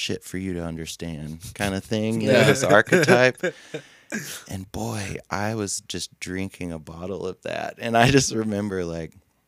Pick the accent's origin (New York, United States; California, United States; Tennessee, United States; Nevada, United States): Tennessee, United States; Cookeville; moved away as an adult; also born or lived in Monterey, Tennessee; now in Nashville, United States; I grew up in Cookeville, Tennessee